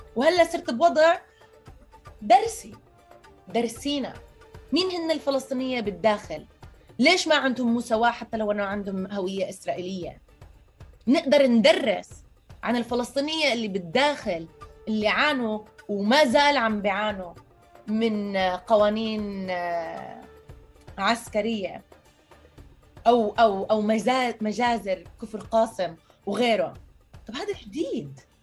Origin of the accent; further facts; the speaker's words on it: United States; first language Arabic; فلسطينية مواليد أمريكا عايشة بالشتات لغتي الثانية كانت إنجليزي